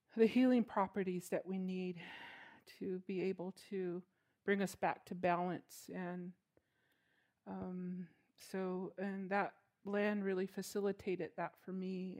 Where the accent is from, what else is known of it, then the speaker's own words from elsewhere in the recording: Chinle, Arizona, United States; now in Kayenta, United States; I'm originally from Chinle, Arizona, which is Canyon de Chelly